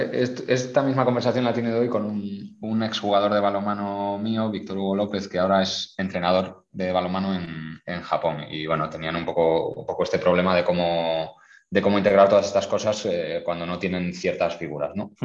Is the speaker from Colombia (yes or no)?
no; Spain; moved away as an adult; now in Qatar; como español